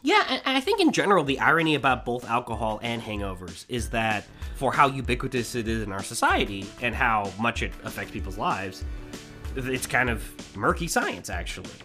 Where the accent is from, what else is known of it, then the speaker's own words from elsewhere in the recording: Manhattan Beach, California, United States; every mother that we grew up around in Manhattan Beach